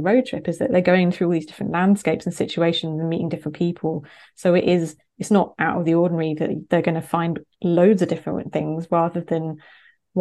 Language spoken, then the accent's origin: English; Winchester, South East England, United Kingdom; my growing up in Hampshire, which is quite a fairly rural county in the south of England